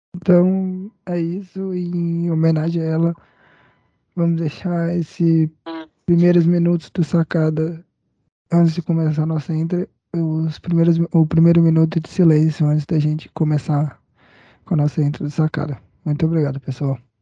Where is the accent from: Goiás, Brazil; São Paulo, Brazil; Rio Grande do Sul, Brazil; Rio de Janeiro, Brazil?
Goiás, Brazil; Goiânia; Pra gente que é aqui de Goiânia, de Goiás